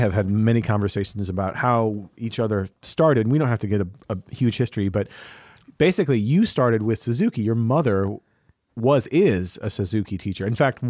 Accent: High Ridge, Missouri, United States; growing up in High Ridge

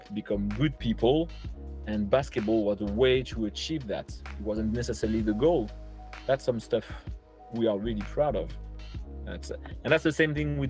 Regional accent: Langon, Nouvelle-Aquitaine, France; English is a second language; moved away as an adult; also born or lived in Portsmouth; It's my hometown. We grew up with my wife here

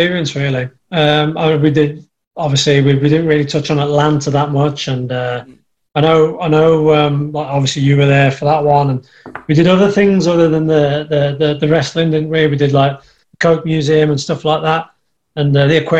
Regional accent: Birmingham, West Midlands, United Kingdom; accent: Black Country; the black country accent, the dialect that we've got over here

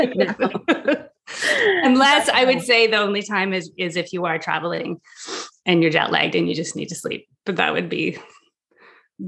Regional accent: Canada; also born or lived in France; now in New York, United States; I'm from Canada

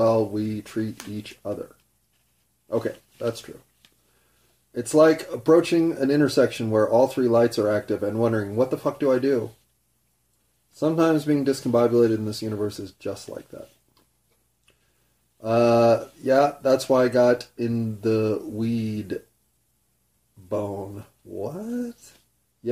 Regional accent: United States; I had pride in being an American

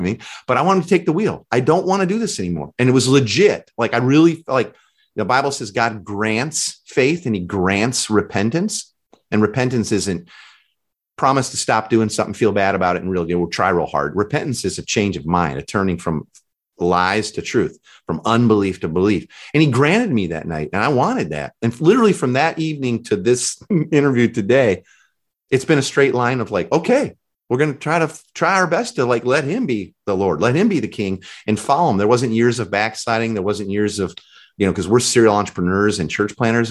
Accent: Chicago, Illinois, United States; I'm from Chicago

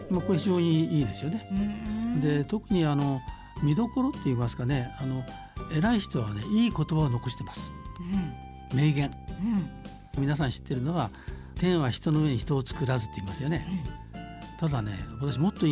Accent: Nakatsu, Oita, Japan; moved away; これ私の田舎だから言うんじゃないんですけどね。

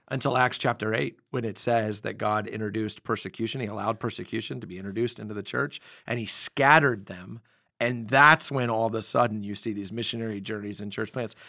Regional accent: United States

